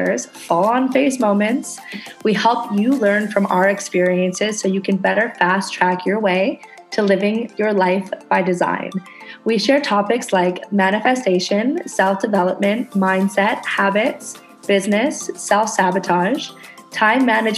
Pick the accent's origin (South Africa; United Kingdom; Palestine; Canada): Canada; now in Indonesia